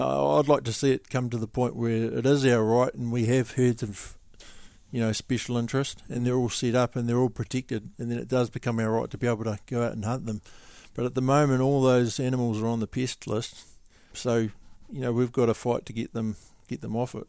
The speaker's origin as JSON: {"language": "English", "region": "Wellington", "country": "New Zealand", "said": "I come from Wellington"}